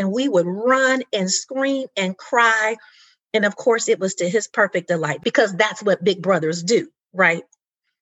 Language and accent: English; Indianapolis, Indiana, United States; grew up in the 70s in my hometown of Indianapolis, Indiana